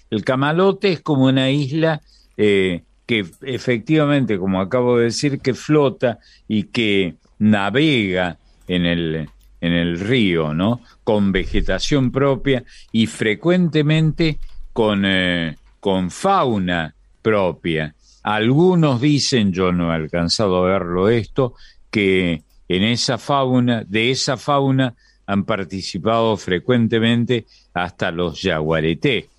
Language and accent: Spanish; Córdoba, Argentina; moved away as an adult; yo vivía en Córdoba, que es de donde, de donde soy, donde estuve hasta pasado los, largamente los 20 años de mi edad